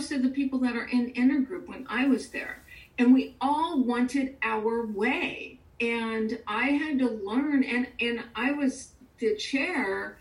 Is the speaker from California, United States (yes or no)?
yes; California, United States; now in Houston, United States; I grew up in California